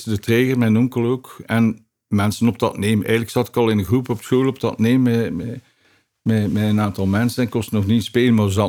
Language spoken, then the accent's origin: Dutch; Ghent, Flanders, Belgium; Ik ben eigenlijk van Gent Centrum.